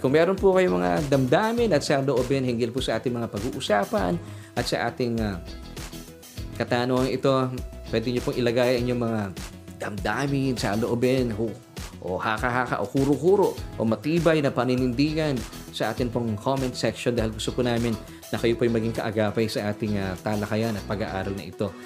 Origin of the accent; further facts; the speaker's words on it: Philippines; ako bilang isang Pilipino